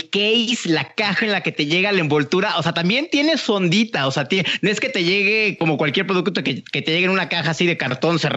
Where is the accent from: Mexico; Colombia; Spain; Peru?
Mexico; Como mexicano te lo digo